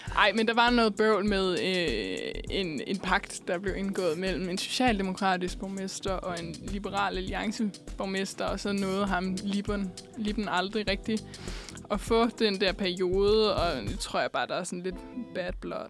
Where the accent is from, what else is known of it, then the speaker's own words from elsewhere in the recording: Hillerød, Capital Region of Denmark, Denmark; now in Copenhagen, Denmark; når jeg for eksempel er hjemme og besøger min mor i Hillerød